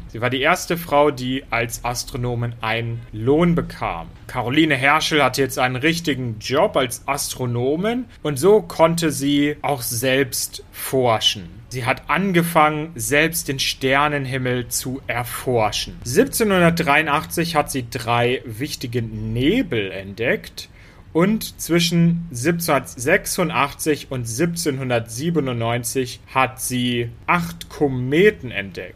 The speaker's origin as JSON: {"language": "German", "town": "Hanover", "region": "Lower Saxony", "country": "Germany", "tie": "born or raised there", "said": "Hannover, das ist auch meine Heimatstadt"}